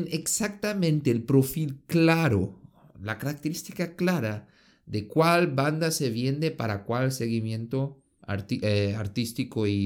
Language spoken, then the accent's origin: Spanish; Pachuca, Hidalgo, Mexico; yo soy de, de México, de Pachuca y eso es mi idea.